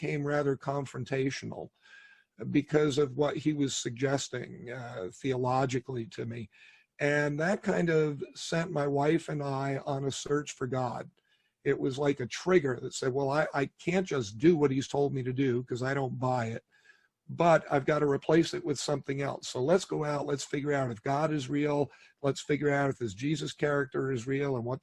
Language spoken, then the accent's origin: English; New York City, New York, United States; I was born in New York City, grew up in that area of the country